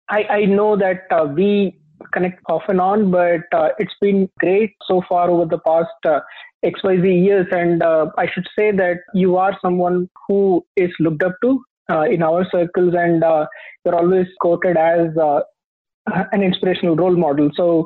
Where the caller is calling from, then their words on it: Fremont, California, United States; I'm calling from Fremont in the San Francisco Bay Area, California.